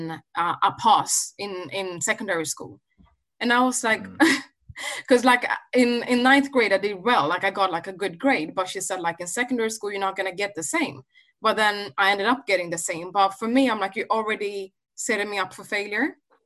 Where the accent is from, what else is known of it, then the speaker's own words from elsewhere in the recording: Sweden; I think it's important, especially growing up in Sweden as young black men, that maybe you create a society where you can have a safe space there